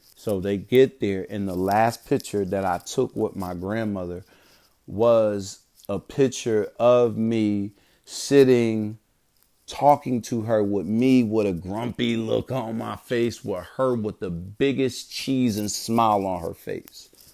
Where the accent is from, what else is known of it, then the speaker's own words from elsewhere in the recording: Bridgeport, Connecticut, United States; moved away; growing up in Bridgeport, Connecticut